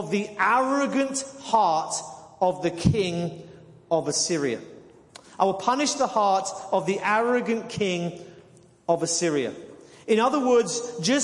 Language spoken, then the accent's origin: English; near Leeds Castle, South East England, United Kingdom; moved away; I come from England, and a mile from where I used to live as the crow flies was a place called Leeds Castle